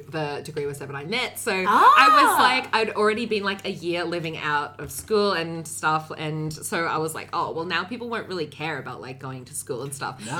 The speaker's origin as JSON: {"language": "English", "town": "Gympie", "region": "Queensland", "country": "Australia", "tie": "born or raised there", "also_born_or_lived": "Sunshine Coast", "moved": "yes", "said": "I have lived regional growing up. I'm actually from Gympie."}